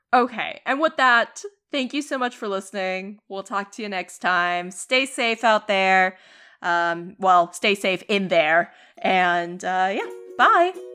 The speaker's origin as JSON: {"language": "English", "town": "Boston", "region": "Massachusetts", "country": "United States", "tie": "born or raised there", "said": "us growing up in Boston"}